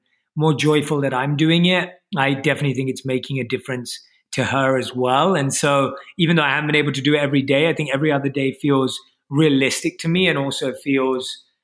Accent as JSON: {"language": "English", "region": "London", "country": "United Kingdom", "tie": "born or raised there", "said": "So I was born and raised in London and I grew up like an average Londoner"}